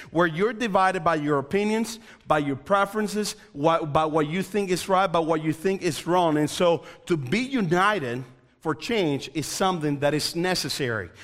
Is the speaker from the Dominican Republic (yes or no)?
yes; Dominican Republic; moved away; also born or lived in Coventry; I'm originally from the Dominican Republic.